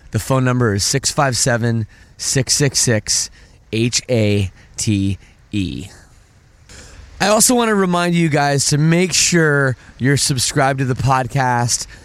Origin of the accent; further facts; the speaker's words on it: Oakville, Ontario, Canada; I'm from Oakville